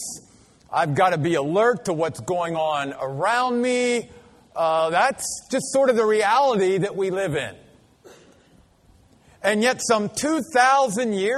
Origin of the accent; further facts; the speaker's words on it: Maryland, United States; growing up in Maryland, and though we didn't live in the city of Baltimore